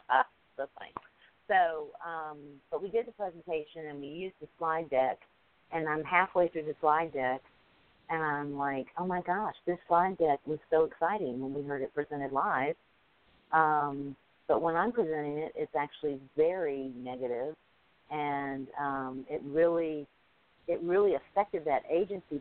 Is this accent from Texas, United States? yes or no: no; Alabama, United States; I'm from Alabama. English is my second language